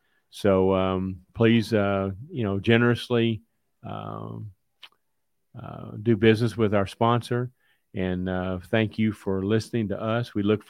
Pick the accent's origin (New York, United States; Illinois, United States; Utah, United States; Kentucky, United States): Kentucky, United States; I'm from Kentucky